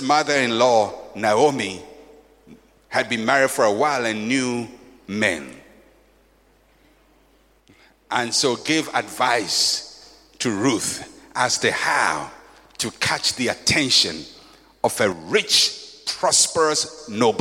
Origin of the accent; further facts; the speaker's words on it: Ghana; I'm a Fanti. I grew up in Ghana community